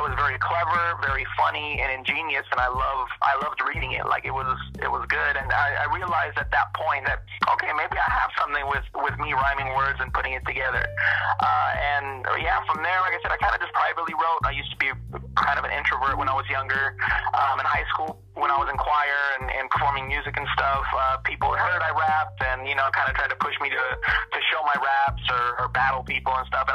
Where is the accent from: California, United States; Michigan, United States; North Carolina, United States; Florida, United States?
California, United States; Long Beach; Growing up in Long Beach, California, I was surrounded by it